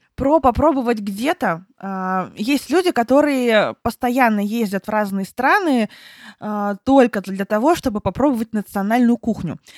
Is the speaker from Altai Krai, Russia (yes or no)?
yes; Barnaul, Altai Krai, Russia; moved away; я когда жила в Барнауле, там все детство свое провела в Барнауле с родителями